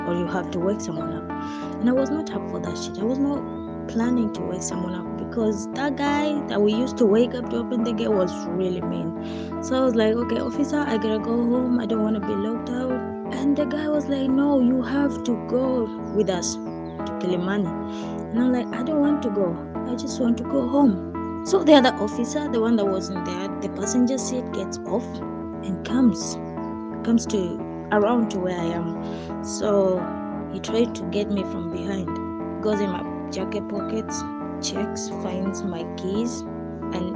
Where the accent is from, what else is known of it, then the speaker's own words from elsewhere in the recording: Kenya; me being the Kenyan I am